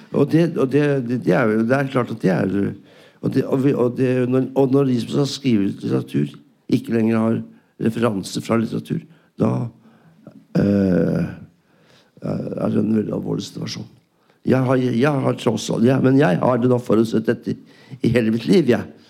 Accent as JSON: {"language": "Norwegian", "country": "Norway", "said": "jeg er norsk"}